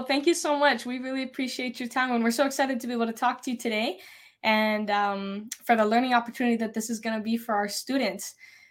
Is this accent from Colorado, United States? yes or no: yes; Fort Collins, Colorado, United States; I am from Fort Collins, Colorado.